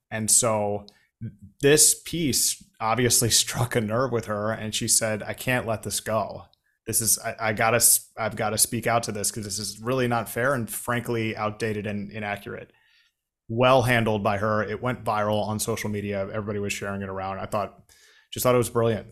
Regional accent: McLean, Virginia, United States; we grew up, like, like, half a mile from each other in McLean

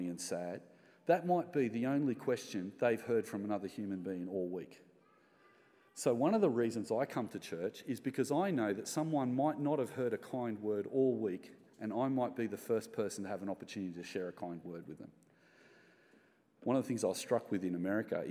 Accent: Australia; as Australian Christians

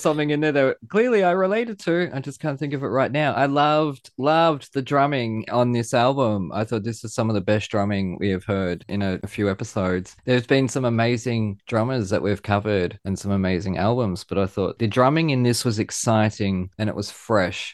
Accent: Australia; I'm proud Australian

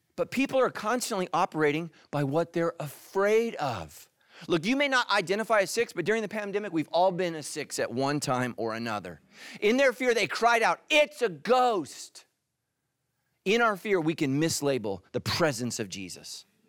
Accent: California, United States; I'm not from the South. I'm from California, I promise you, my whole life

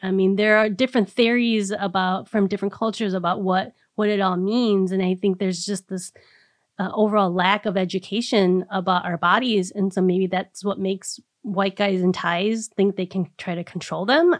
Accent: Minnesota, United States; as a Minnesotan

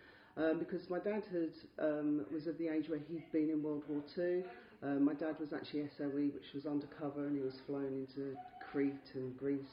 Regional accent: London, United Kingdom; also born or lived in Chelsea, London; I was brought up in sort of the Wimbledon area. I was born in Chelsea in 1965, so swinging London. And my parents moved to Wimbledon because I could afford a house there. Not the posh part of Wimbledon, I hasten to add.

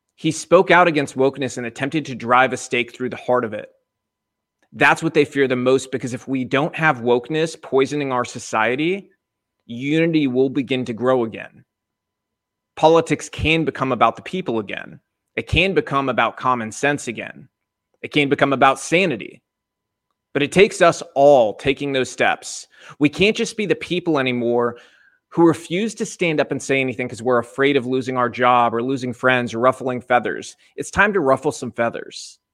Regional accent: United States; I grew up in America

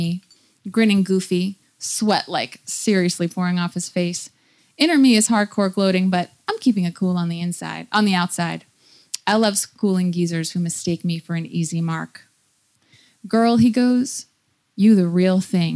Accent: New York, United States; I'm from the United States. I grew up in New York

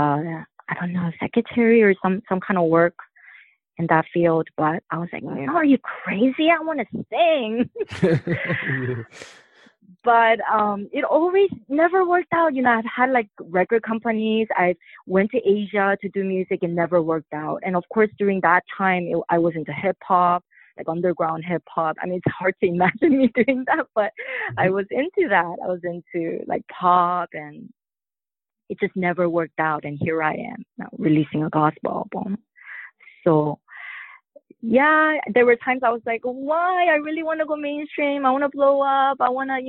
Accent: Hawaii, United States; growing up in Hawaii

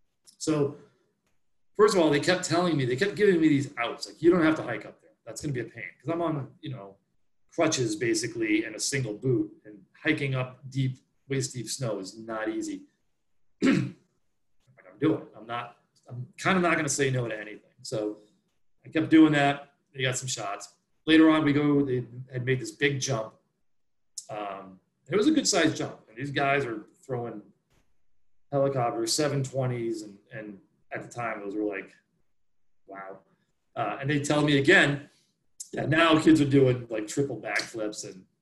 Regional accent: the East, United States; growing up in the East, we ski, there's ice back here.

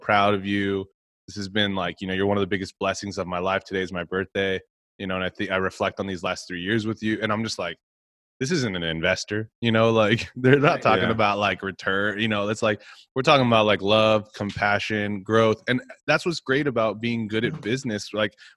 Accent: Texas, United States; moved away; I'm from Texas.

